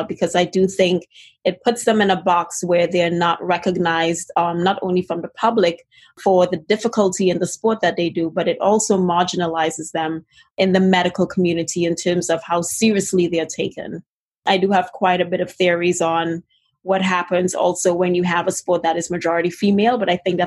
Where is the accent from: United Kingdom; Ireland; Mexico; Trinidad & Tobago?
Trinidad & Tobago; moved away; If you hear a little bit of an accent, it's originally because I'm originally from Trinidad and Tobago in the Caribbean